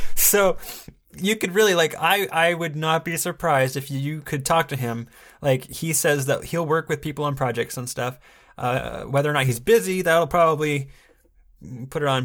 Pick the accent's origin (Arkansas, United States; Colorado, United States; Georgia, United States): Arkansas, United States; Fort Smith; moved away; my hometown, Fort Smith.